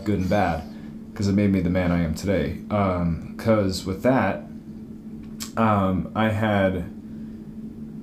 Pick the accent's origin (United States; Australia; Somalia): United States; California; now in Utah, United States; as a Californian